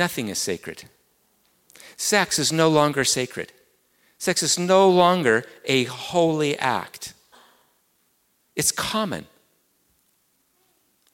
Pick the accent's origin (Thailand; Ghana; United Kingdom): United Kingdom; England; accent: English; my English accent